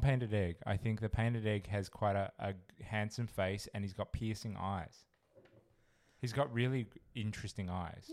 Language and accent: English; Perth, Western Australia, Australia; Perth, Western Australia